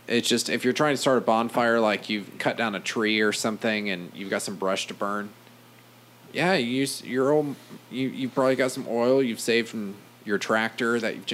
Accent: the South, United States; And I'm from the South.

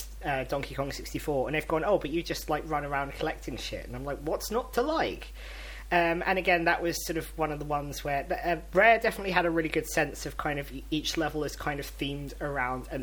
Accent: London, United Kingdom; I'm from London

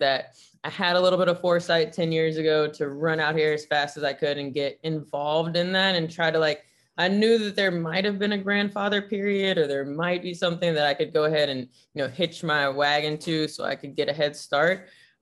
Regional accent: Nashville, Tennessee, United States; moved away as an adult; now in San Francisco, United States; I was growing up in Nashville, Tennessee

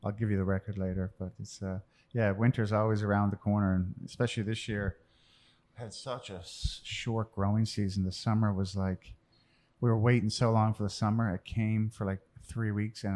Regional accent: Newfoundland and Labrador, Canada; born or raised there; moved away as an adult; also born or lived in Chicago

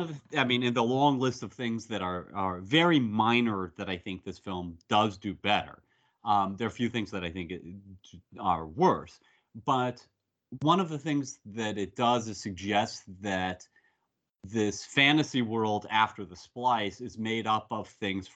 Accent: United States; as an American of a certain generation

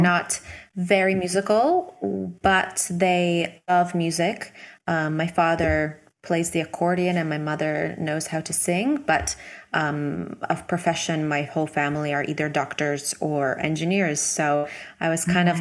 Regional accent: Hamilton, Ontario, Canada; moved away as an adult; also born or lived in Milan, Italy; when I was 18, I moved from Toronto or close to Toronto, a city called Hamilton, to Milan

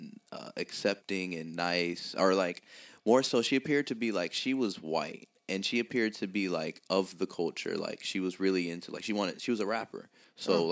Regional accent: the South, United States; I'm from the South

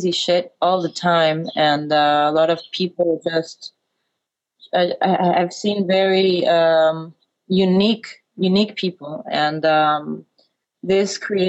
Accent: Ecuador; English is a second language; moved away as an adult; also born or lived in United States; now in Berlin, Germany; I always felt very out of place there, always. I had a very strong desire to leave

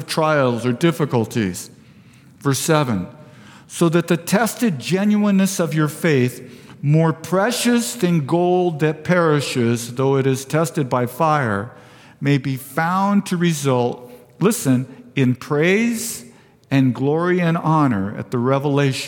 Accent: Vista, California, United States; also born or lived in Fallbrook; I was born and raised in Vista

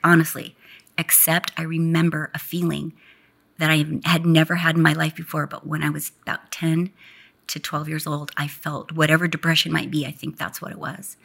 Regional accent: Garden Grove, California, United States; moved away; also born or lived in Westminster, California; I was born in Westminster, but was raised in Garden Grove, which is about ten minutes from Disneyland

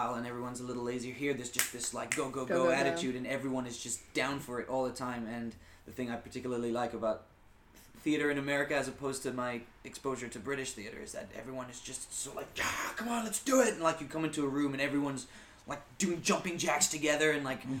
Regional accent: Geneva, Switzerland; moved away as an adult; now in New York, United States; I'm from Geneva in Switzerland, so it's kind of a smaller environment

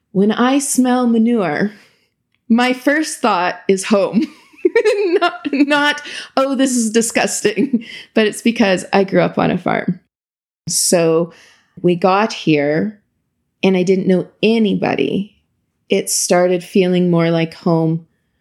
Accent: Imperial, Saskatchewan, Canada; moved away as an adult; now in Ottawa, Canada; I grew up in a small town in Saskatchewan called Imperial.

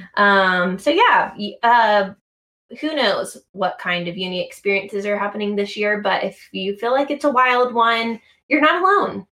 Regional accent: United States; accent: American; I'm American

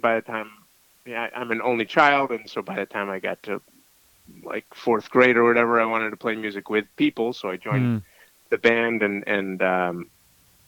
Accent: Jacksonville, Florida, United States; also born or lived in Detroit, Michigan; born there, but I consider my hometown more to be Jacksonville, Florida. I spent most of my life growing up there.

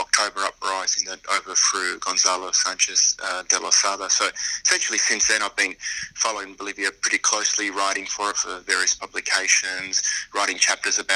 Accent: Australia; also born or lived in Argentina; I was born in Argentina, although I grew up here in Australia

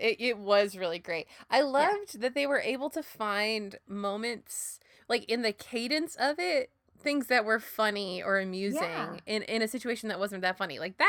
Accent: Minnesota, United States; Like, I'm from Minnesota.

